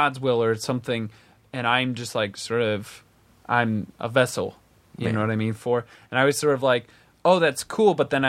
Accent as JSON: {"language": "English", "region": "Midwest", "country": "United States", "tie": "born or raised there", "said": "like growing up in the Midwest, I was raised Methodist, and we didn't go to church that often."}